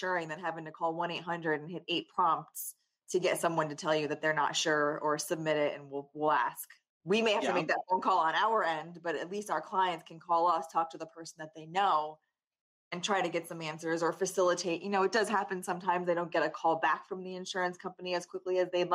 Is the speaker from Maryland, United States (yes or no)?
no; Danbury, Connecticut, United States; I'm born and raised in Danbury